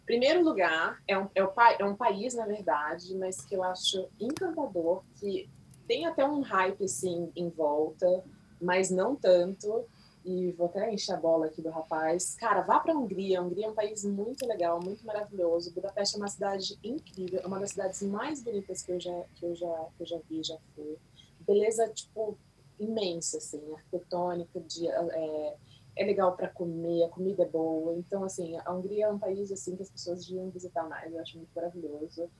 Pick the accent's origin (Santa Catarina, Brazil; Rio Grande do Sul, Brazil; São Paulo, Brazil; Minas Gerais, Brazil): São Paulo, Brazil; Baixada Santista; a gente é da Baixada, eu sou da Baixada.